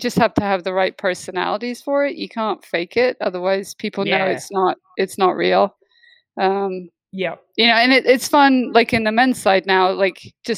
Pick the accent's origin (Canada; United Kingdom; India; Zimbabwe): United Kingdom; I'm British